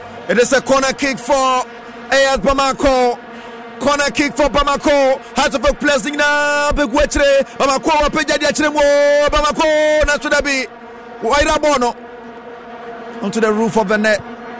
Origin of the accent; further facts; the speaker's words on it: Accra, Greater Accra, Ghana; Team Nina, I am from Accra.